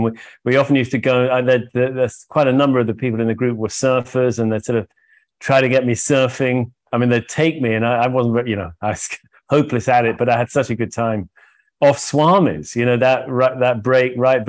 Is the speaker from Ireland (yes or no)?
no; United Kingdom; moved away as an adult; also born or lived in Oxford, England; now in Santa Fe, United States; Although I grew up in Britain, I moved to Santa Fe or New Mexico many moons ago.